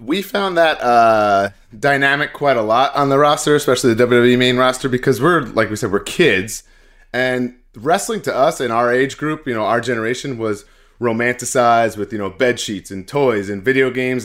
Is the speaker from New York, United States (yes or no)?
yes; Glen Cove, New York, United States; I'm from Glencoe, it's actually, like, very, very close to Manhasset